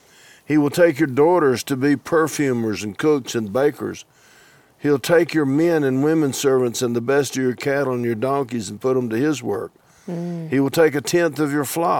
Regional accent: Georgia, United States; now in Texas, United States; I grew up in Georgia

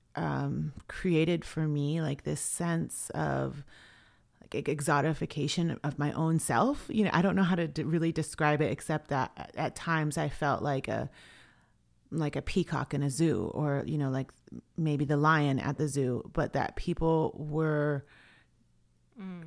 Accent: Swinomish and Tulalip, Washington, United States; I was from Swinomish and Tulalip

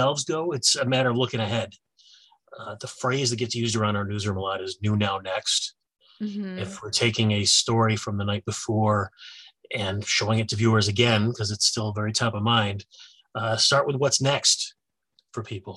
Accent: Syracuse, New York, United States; moved away as an adult; now in Rochester, United States; I grew up in around the Syracuse area.

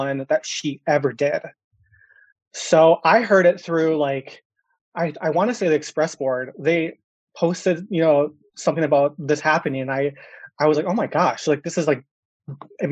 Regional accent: Minneapolis, Minnesota, United States; I am growing up in Minneapolis, Minnesota. So born and raised

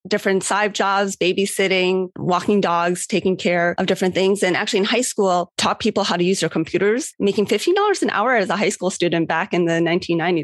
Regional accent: Cleveland, Ohio, United States; I was in Cleveland, Ohio, which was my hometown

